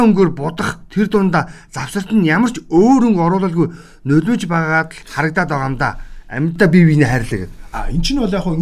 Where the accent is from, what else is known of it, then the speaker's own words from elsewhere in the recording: Bulgan, Mongolia; За би бол өөрөө булган аймгийн хүүхэд хүн. Хүн. Булган аймаг төрж өссөн.